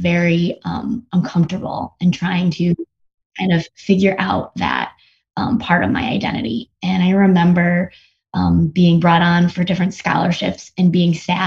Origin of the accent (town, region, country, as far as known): United States; born or raised there; also born or lived in South Korea